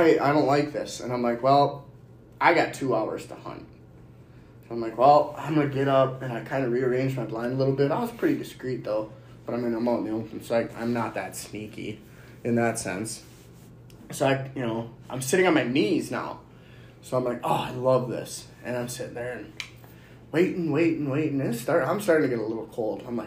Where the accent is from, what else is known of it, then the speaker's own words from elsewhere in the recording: Minnesota, United States; We're from Minnesota